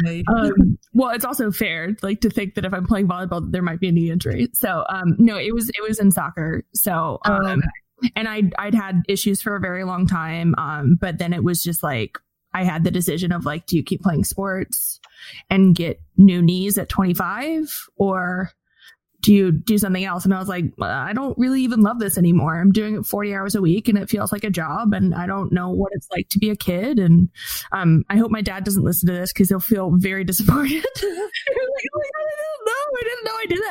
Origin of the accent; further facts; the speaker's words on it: Fort Wayne, Indiana, United States; I grew up in Fort Wayne, Indiana